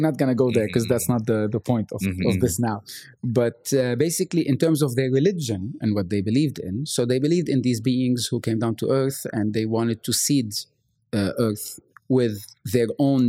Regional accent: Lebanon; now in Bahrain; I'm from Lebanon originally. And I grew up in this Catholic house, Catholic school, the whole nine yards.

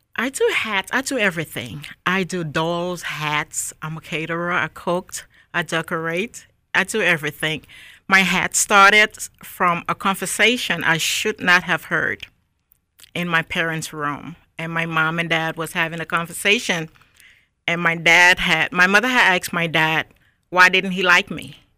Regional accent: Monrovia, Montserrado, Liberia; moved away as an adult; also born or lived in Newark, New Jersey; now in Raleigh, United States; I was born and raised in Monrovia, Liberia.

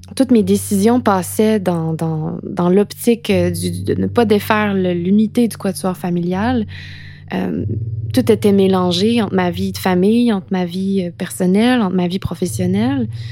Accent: Quebec, Canada; also born or lived in London / Montreal; J'ai quitté le Québec

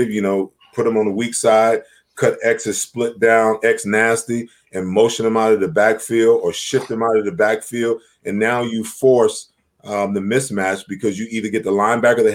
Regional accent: New York, United States; I grew up, born and raised in New York

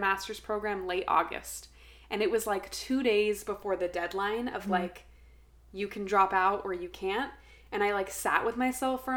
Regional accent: Redlands, California, United States; born or raised there

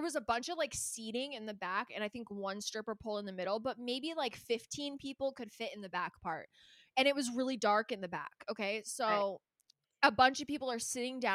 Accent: Calabasas, California, United States; I grew up in Calabasas, so it's like, not only are we like 40 minutes from

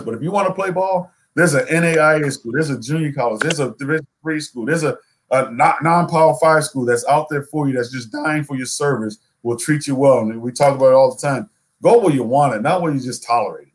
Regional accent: South Florida, United States; moved away as an adult; also born or lived in Seattle, Washington; I I grew up in South Florida. I went to school way up in Seattle, Washington

